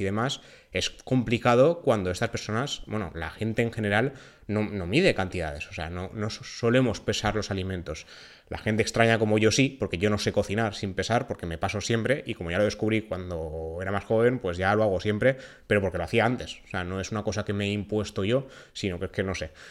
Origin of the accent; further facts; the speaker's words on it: Valencian Community, Spain; En mi tierra, en Valencia